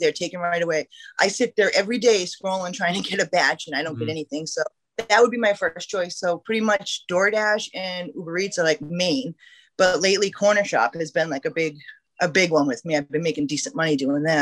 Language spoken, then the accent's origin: English; Braintree, Massachusetts, United States; accent: New England; moved away as an adult; also born or lived in Attleboro, Massachusetts; now in St. Petersburg, United States; I grew up in Massachusetts